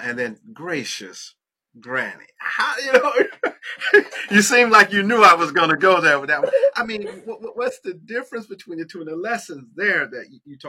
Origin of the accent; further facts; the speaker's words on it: South Florida, United States; now in Tallahassee, United States; I live here in Tallahassee, but I'm from South Florida down in Fort Lauderdale, Miami, you know, down there